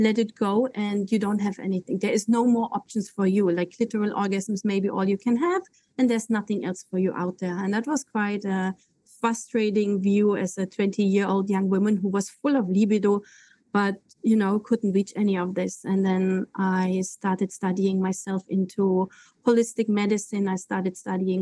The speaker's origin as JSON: {"language": "English", "country": "Germany", "tie": "born or raised there", "also_born_or_lived": "Koh Phangan", "moved": "yes", "said": "I'm native German. I was born in Germany."}